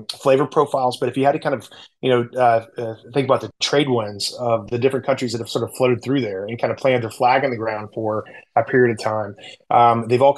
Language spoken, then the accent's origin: English; the South, United States; I grew up in the South